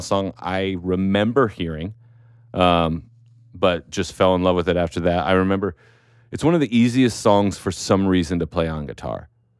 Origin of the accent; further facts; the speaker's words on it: Pacific Northwest, United States; for me growing up in the Pacific Northwest